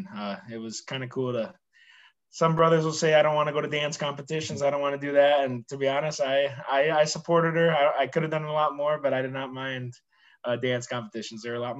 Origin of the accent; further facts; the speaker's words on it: Hastings, Minnesota, United States; moved away as an adult; also born or lived in Woodbury, Minnesota; now in Orlando, United States; I moved into Hastings from Woodbury, I think around the kindergarten age, and then obviously went to Tilden, I think it was Tilden, and then went to Kristen McCullough for elementary school, and then Hastings Middle School, and then graduated from Hastings High School in 2017.